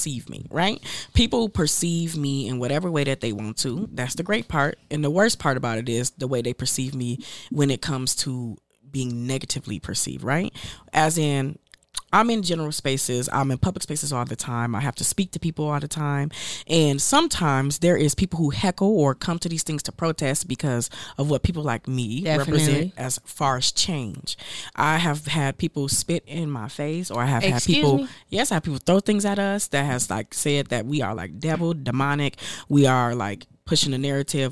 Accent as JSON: {"language": "English", "town": "Flint", "region": "Michigan", "country": "United States", "tie": "born or raised there", "moved": "yes", "said": "I grew up in Flint, Michigan"}